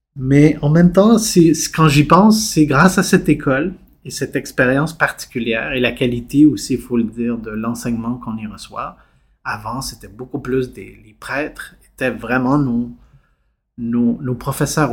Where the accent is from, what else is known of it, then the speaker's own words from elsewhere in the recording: Montreal, Quebec, Canada; also born or lived in Chile; je suis arrivé ici enfant à 5 ans